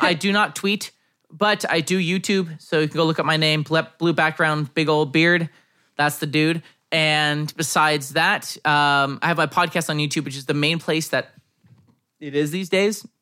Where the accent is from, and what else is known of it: United States